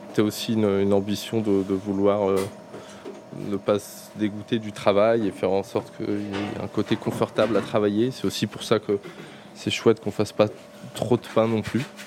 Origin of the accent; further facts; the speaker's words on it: Paris, Île-de-France, France; en tant que Parisien